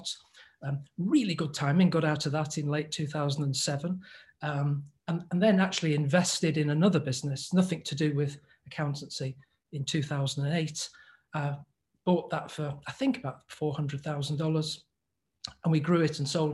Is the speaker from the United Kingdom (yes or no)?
yes; England, United Kingdom; accent: English; here's my English accent